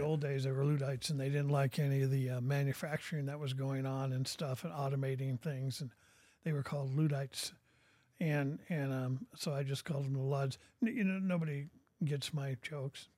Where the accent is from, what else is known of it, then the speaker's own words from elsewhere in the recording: Portland, Oregon, United States; moved away as an adult; now in Bentonville, United States; I was born and raised in Oregon.